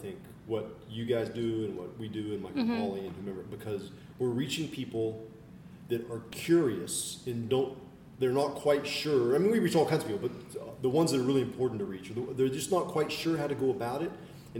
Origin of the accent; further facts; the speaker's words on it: Canada; we're from Canada, and we follow your blog.